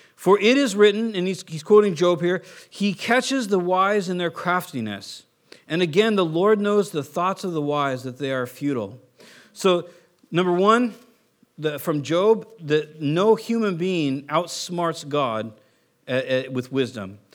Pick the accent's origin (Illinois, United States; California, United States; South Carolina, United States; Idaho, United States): California, United States; Southern; I'm from Southern California